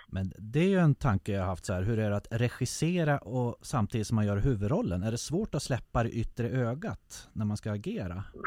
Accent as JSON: {"language": "Swedish", "town": "Härnösand", "region": "Västernorrland County", "country": "Sweden", "tie": "born or raised there", "said": "Härnösand där jag växte upp."}